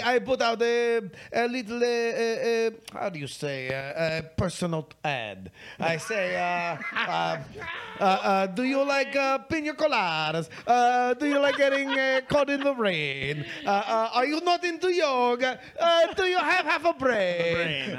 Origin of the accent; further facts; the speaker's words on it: Scotland, United Kingdom; Well, if not, then it's ironic that I'm Scottish.